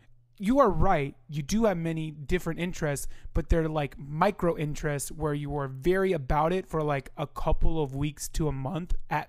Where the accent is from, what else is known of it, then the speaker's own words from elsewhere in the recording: Midwest, United States; Midwesterner. I grew up in the corn.